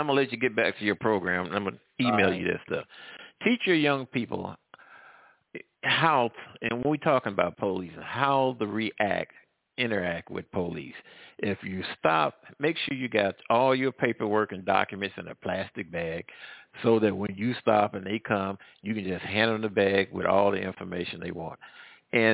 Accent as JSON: {"language": "English", "town": "St. Louis", "region": "Missouri", "country": "United States", "moved": "yes", "lives_now": "Louisiana, United States", "said": "I'm from the St. Louis area."}